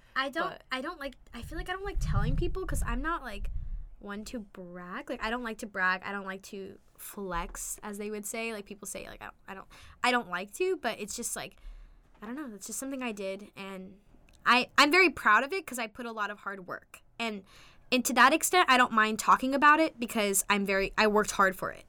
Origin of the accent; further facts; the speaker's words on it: La Mirada, California, United States; I grew up in La Mirada, California.